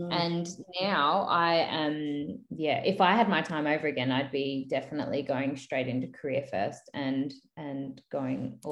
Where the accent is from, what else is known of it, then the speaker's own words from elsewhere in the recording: Queensland, Australia; moved away as an adult; now in Mount Gambier, Australia; I grew up in Queensland. When I moved here, I was 18.